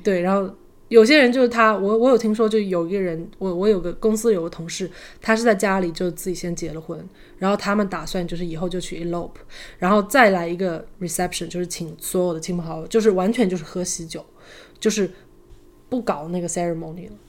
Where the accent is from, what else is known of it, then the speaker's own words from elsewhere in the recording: Shaoxing, Zhejiang, China; moved away; 因为我是， 我是浙江人嘛，我讲的就是也可能只是我们浙江绍兴那边的婚礼